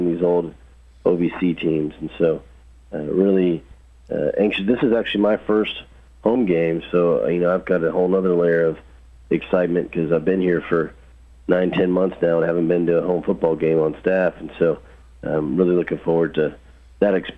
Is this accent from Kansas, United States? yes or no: no; Houston, Texas, United States; moved away as an adult; also born or lived in Indiana / Arizona / New Mexico; now in Murfreesboro, United States; I grew up in Houston, Texas.